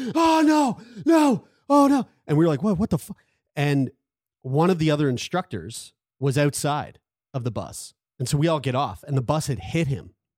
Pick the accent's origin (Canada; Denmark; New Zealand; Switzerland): Canada; Sackville; I'm from Sackville